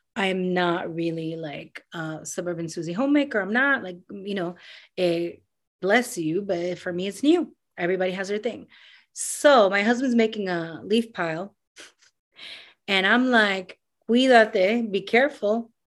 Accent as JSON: {"language": "English", "town": "New York City", "region": "New York", "country": "United States", "tie": "born or raised there", "also_born_or_lived": "Panama", "said": "I grew up in New York City. I grew up in Queens"}